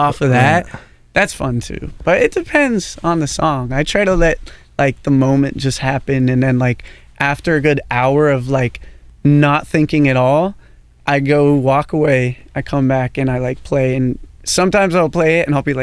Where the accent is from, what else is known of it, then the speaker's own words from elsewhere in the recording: Portland, Oregon, United States; growing up in Portland